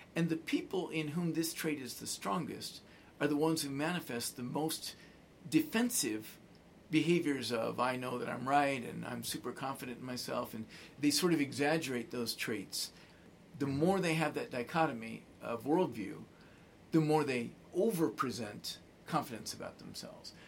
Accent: Arizona, United States; I'm from Arizona

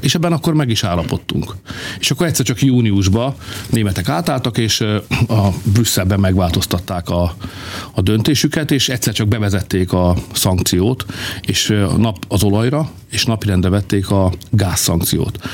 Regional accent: Hungary; mi magyarok vagyunk

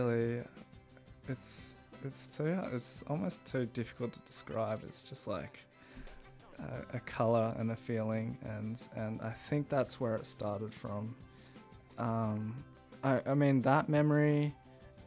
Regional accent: Sunshine Coast, Queensland, Australia; moved away; I grew up in Sunshine Coast.

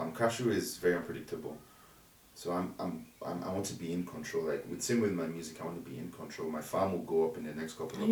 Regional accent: Ogun State, Nigeria; I'm from Ogun State

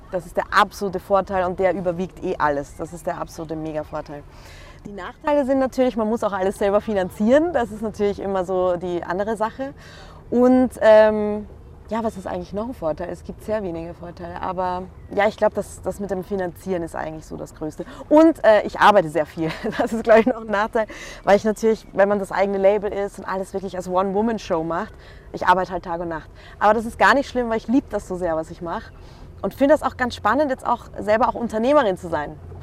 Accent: Vienna, Austria; now in Munich, Germany; ich bin eigentlich Wienerin.

